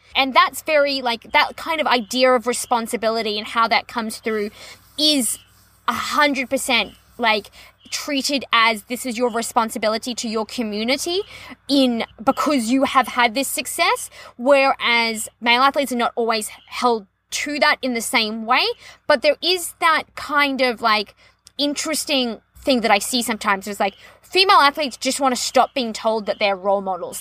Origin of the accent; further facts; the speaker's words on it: Australia; As an Australian